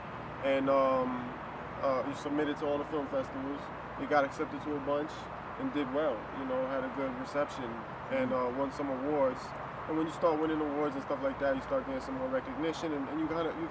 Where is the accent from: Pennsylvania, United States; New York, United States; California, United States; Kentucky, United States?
New York, United States; New York City; also born or lived in Queens / Brooklyn; Born and raised Washington Heights